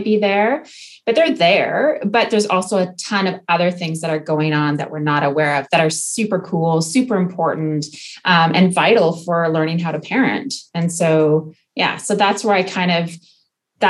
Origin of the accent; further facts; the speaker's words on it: Okanagan, British Columbia, Canada; moved away as an adult; now in France; I'm Canadian. I grew up in the Okanagan